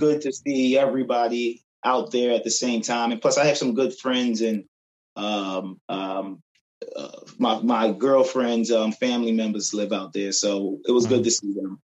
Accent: Philadelphia, Pennsylvania, United States; also born or lived in Brooklyn, New York / Glenside, Pennsylvania; I end up coming to Philadelphia around eight years, well, around eight years old, and um, been in Philly. Did most of my growing up in Philly, um, my childhood

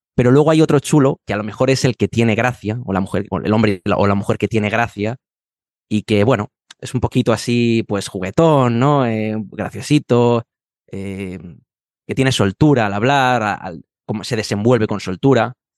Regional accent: Madrid, Community of Madrid, Spain; profesor certificado de español para extranjeros y soy de Madrid y vivo en Madrid

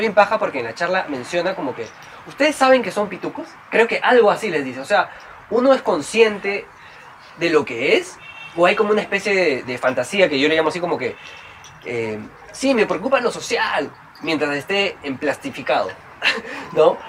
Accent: Trujillo, La Libertad, Peru; yo, soy de Trujillo

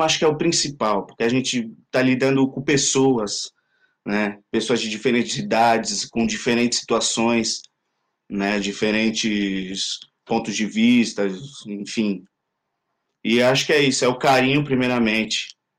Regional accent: Vila Gilda, São Paulo, Brazil; moved away as an adult; now in France; na minha comunidade, onde eu cresci

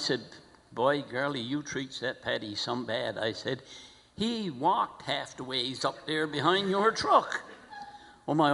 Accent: Grand Falls-Windsor, Newfoundland and Labrador, Canada; I was born in Grand Falls

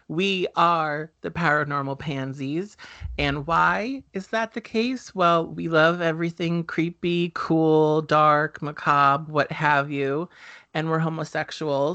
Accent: New Jersey, United States; we grew up in New Jersey

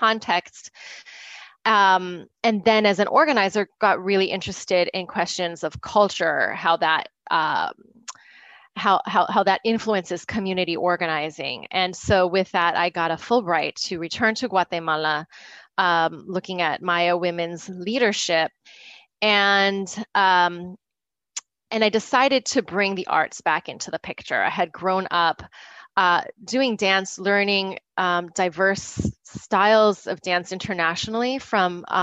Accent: United States; also born or lived in South Bronx; I am Filipina American Tagalog Ibanag

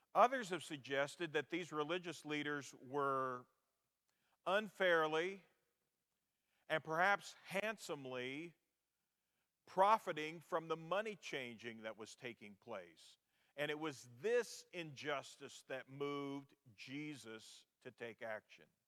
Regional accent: Garnett, Kansas, United States; moved away; the building at 2nd and Walnut Streets in my hometown of Garnett, Kansas

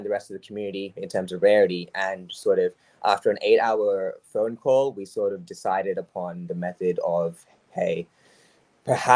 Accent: Australia; I'm Australian

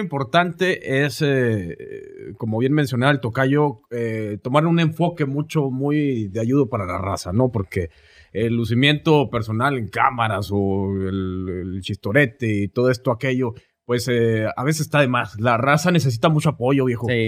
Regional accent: Hidalgo del Parral, Chihuahua, Mexico; now in Oklahoma City, United States; De Hidalgo del Parral, Chihuahua, la capital del mundo

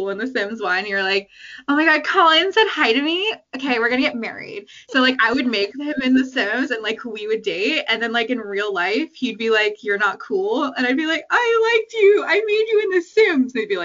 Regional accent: Canada; I'm from Canada. I've always lived in Canada

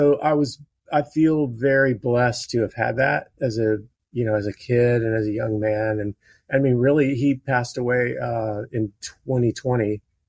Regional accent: Baton Rouge, Louisiana, United States; I was born in Baton Rouge, Louisiana, and we actually lived next door to a guy

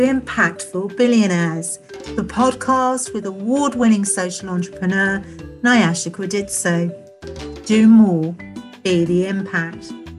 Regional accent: London, United Kingdom; I'm white, and I grew up in a mixed background, really, because I grew up in London.

